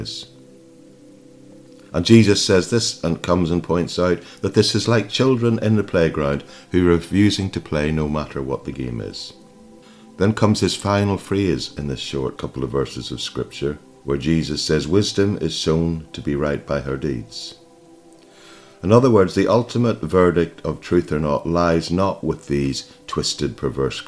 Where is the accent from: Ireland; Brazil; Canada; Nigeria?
Ireland; I grew up in Ireland